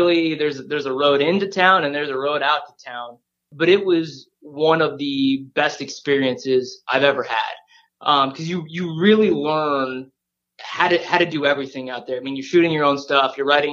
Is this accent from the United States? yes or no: yes; San Diego, California, United States; also born or lived in Japan; I grew up in San Diego for a couple of years, and I absolutely loved Tony Gwynn.